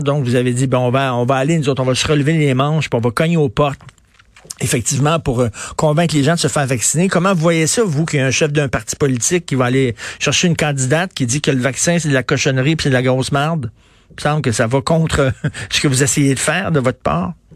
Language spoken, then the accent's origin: French; Montreal, Quebec, Canada; je viens de Verdun, donc je connais assez bien Ville La Salle